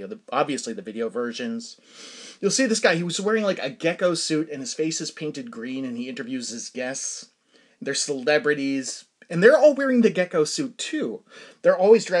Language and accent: English; Danvers, Massachusetts, United States; I grew up in Danvers, Massachusetts